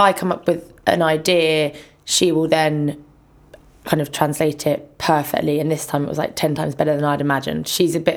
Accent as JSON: {"language": "English", "region": "London", "country": "United Kingdom", "tie": "born or raised there", "said": "I grew up in Ladbroke Grove"}